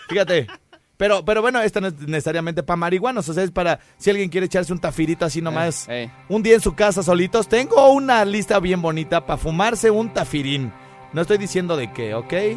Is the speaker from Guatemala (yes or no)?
no; Morelia, Michoacán, Mexico; soy de Morelia